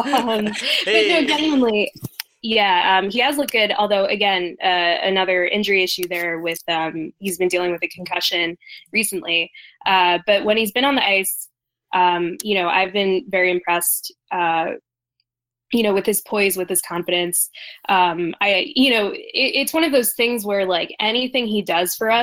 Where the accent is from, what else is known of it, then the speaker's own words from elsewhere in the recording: New Jersey, United States; growing up in South Jersey